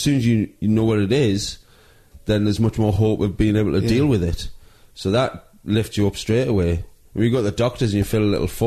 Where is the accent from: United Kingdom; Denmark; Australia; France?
United Kingdom; Newcastle upon Tyne, North East England; moved away as an adult; also born or lived in Manchester; I grew up in Newcastle